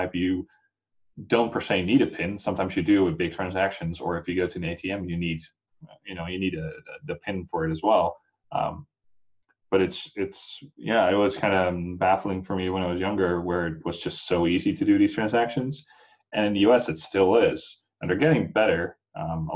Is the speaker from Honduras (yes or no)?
no; Netherlands; now in United States; I'm not from the U.S. originally. I'm from the Netherlands.